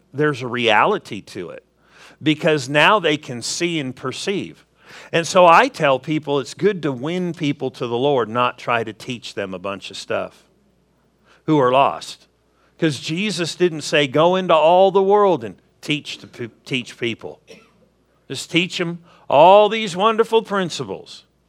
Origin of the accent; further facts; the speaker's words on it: Southern California, United States; moved away; I grew up in Southern California